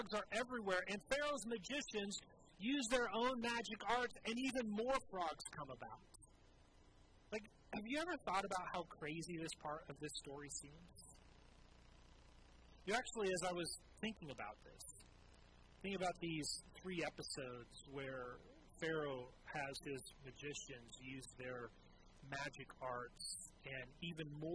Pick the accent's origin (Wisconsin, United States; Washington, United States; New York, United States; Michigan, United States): Washington, United States; Southwest; growing up in Southwest Washington